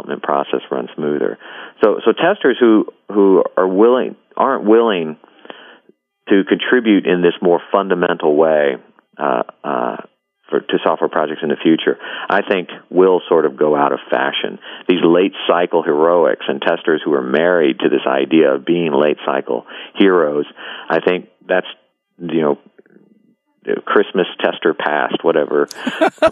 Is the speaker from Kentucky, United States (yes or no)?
yes; Kentucky, United States; I'm from Kentucky